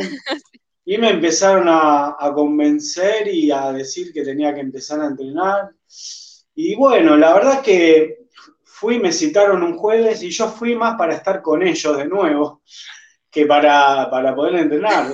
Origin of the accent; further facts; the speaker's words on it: Argentina; fuera de mi país, de Argentina